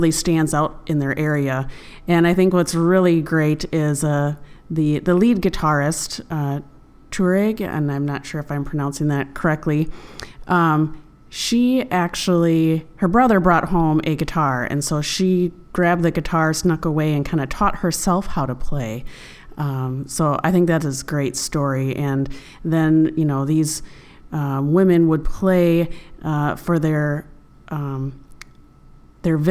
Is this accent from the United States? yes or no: yes; Midwest, United States; accent: Midwestern; now in Milwaukee, United States; my Midwestern accent